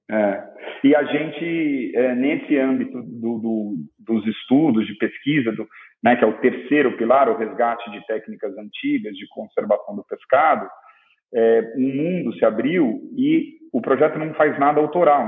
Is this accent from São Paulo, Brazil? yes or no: yes; Ubatuba, São Paulo, Brazil; now in Ilhabela, Brazil; eu cresci em Ubatuba